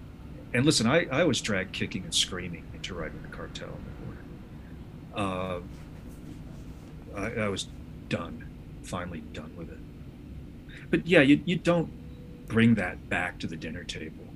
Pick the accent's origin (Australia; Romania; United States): United States; I say this as an American